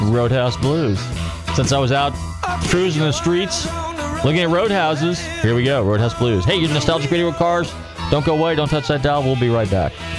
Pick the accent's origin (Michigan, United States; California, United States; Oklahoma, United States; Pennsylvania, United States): California, United States; I'm partial to California because that's my home state